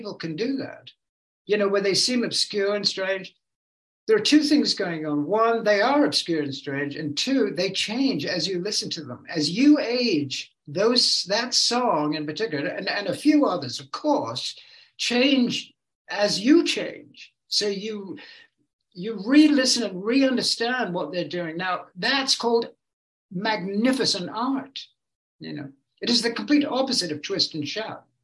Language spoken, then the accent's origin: English; England, United Kingdom; moved away as an adult; now in California, United States; I've lived here way longer than I ever lived in England. You know, I was a teenager virtually when I came